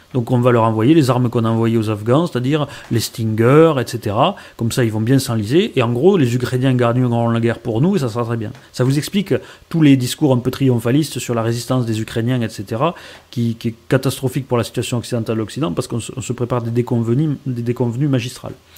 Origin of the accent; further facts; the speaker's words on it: France; En tant que Français